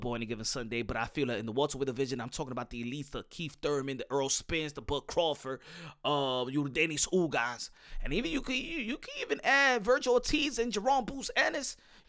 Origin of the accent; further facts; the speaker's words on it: Cuba; You know, I'm from Cuba. They don't give me nothing, and they don't give me nothing here.